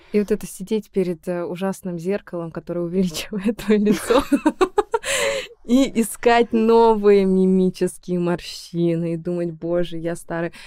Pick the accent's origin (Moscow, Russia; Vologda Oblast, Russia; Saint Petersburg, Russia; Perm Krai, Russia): Perm Krai, Russia; Perm; moved away as an adult; Я приехала из Перми